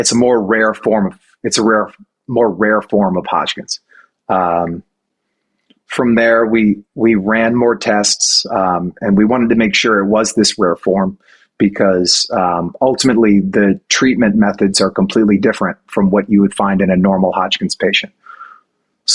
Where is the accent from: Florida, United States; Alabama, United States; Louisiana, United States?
Louisiana, United States; New Orleans; my hometown of New Orleans